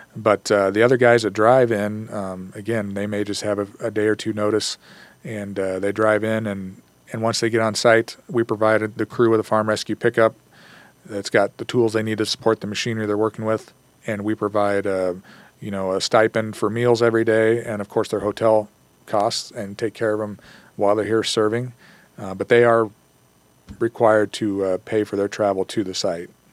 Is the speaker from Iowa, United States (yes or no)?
yes; Columbus Junction, Iowa, United States; moved away as an adult; also born or lived in Muscatine, Iowa; now in Gilbert, United States; I grew up in Columbus Junction